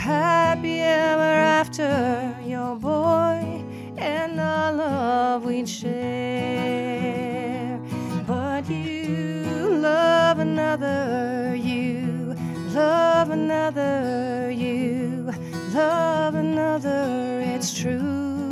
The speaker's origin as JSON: {"language": "English", "town": "Kitchener", "region": "Ontario", "country": "Canada", "lives_now": "Hamilton, Canada"}